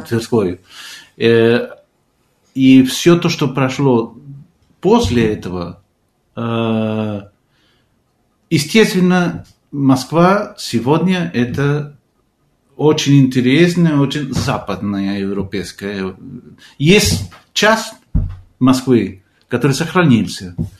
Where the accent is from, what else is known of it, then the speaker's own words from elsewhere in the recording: Argentina; Russian is a second language; moved away as an adult; also born or lived in Moscow, Russia; now in Portugal; я из Аргентины